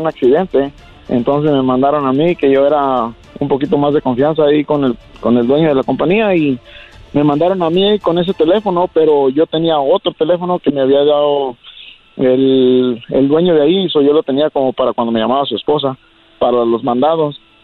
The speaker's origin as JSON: {"language": "Spanish", "region": "Jalisco", "country": "Mexico", "moved": "yes", "said": "allá en Jalisco hay muchas empacadoras de jamón, de carnes y este ahí en mi pueblo"}